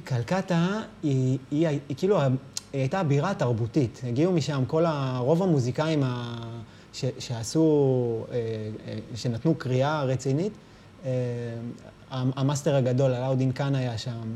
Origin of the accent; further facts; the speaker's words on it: Rehovot, Central District, Israel; ברחובות, בשעריים